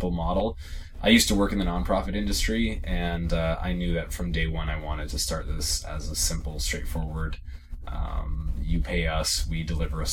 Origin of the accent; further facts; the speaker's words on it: Canada; also born or lived in East Africa; I'm Canadian